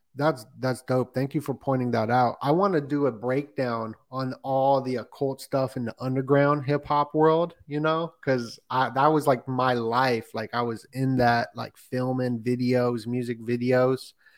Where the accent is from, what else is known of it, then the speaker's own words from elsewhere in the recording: Las Vegas, Nevada, United States; moved away as an adult; also born or lived in California; I'm from Las Vegas